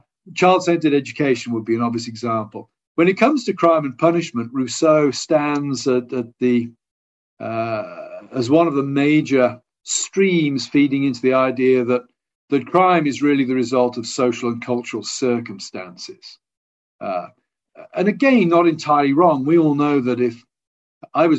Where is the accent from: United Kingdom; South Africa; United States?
United Kingdom; England; I'm an Englishman.